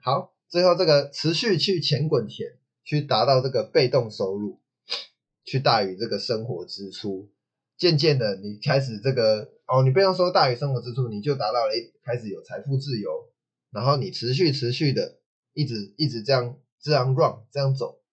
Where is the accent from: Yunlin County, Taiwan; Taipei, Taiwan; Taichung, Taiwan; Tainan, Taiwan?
Taichung, Taiwan; 我台中人